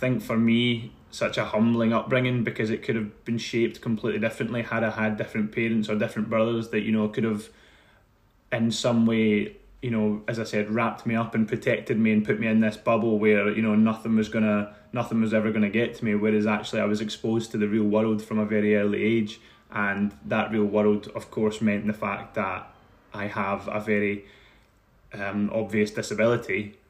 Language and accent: English; Paisley, Scotland, United Kingdom; On one side of it, it's great, but the reality of that is it can be tough in Paisley. You know, the people can be incredibly nice, but also, like anywhere in the world, it can be a tough place to live. But I found that sort of area that I grew up